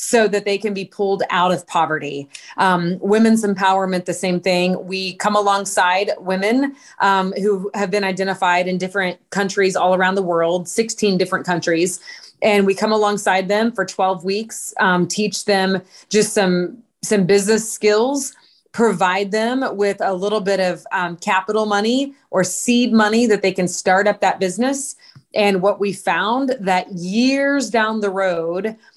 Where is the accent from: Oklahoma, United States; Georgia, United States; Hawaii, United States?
Oklahoma, United States; Fort Gibson; moved away as an adult; also born or lived in Washington, D.C. / Dallas / Springfield, Missouri; I was born and raised in a very small town called Fort Gibson, Oklahoma